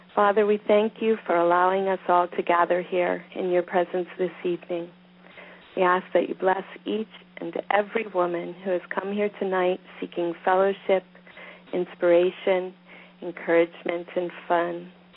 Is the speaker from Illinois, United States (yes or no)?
no; Pennsylvania, United States; I'm from Pennsylvania.